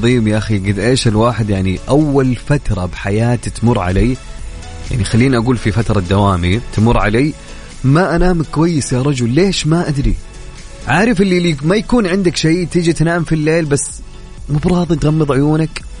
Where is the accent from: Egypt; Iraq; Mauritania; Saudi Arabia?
Saudi Arabia; والرياكشن اللي مسوينها بالراديو شيء نفتخر فيه كسعوديين